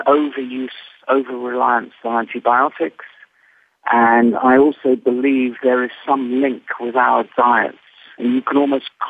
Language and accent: English; England, United Kingdom; moved away as an adult; also born or lived in United States; I'm speaking as an Englishman who spent 10 years in America